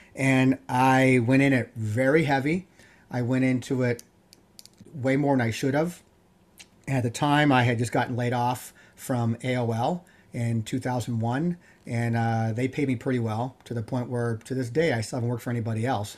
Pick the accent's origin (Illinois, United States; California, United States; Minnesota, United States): California, United States; Yorba Linda; I grew up in Yerblin, California